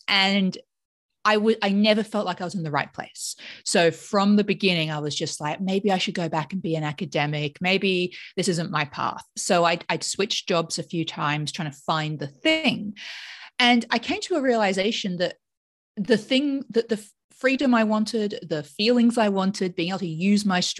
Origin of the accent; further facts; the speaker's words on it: Australia; moved away as an adult; also born or lived in United Kingdom; now in United States; I grew up in Australia, but my parents were not Australian. So my father's English and my mother was from Mauritius